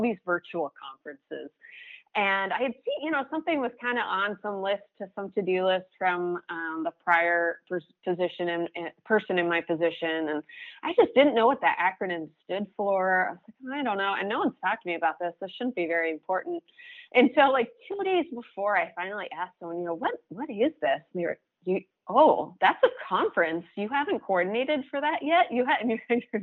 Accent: Maine, United States; I'm from Maine.

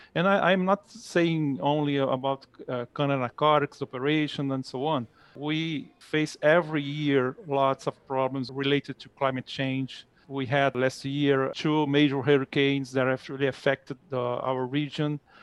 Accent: Rio de Janeiro, Brazil; English is a second language; moved away as an adult; now in United States; I was born in Rio de Janeiro.

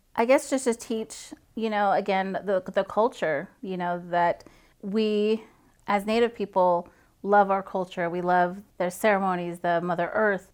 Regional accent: Farmington, New Mexico, United States; now in Fort Riley, United States; I'm originally from Farmington, New Mexico, the Four Corners area.

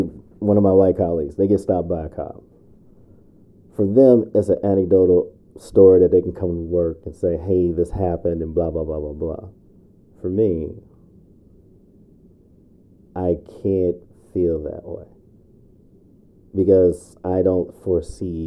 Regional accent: Chicago, Illinois, United States; now in Minnesota, United States; growing up in Chicago South Side

